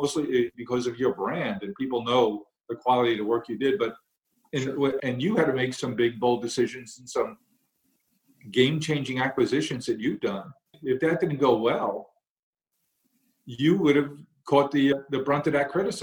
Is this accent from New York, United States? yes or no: yes; New York City, New York, United States; I grew up in Queens